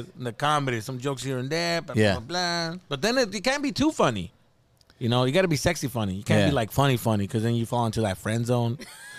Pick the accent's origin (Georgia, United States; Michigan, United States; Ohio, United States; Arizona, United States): Arizona, United States; Tucson; also born or lived in East Los Angeles, California; now in Valencia, United States; If I was born in East LA, but I was raised in Arizona, in Tucson, Arizona.